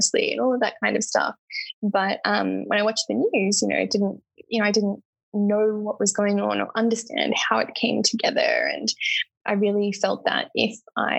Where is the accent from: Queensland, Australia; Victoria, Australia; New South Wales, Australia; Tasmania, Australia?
New South Wales, Australia; Lismore; growing up in Lismore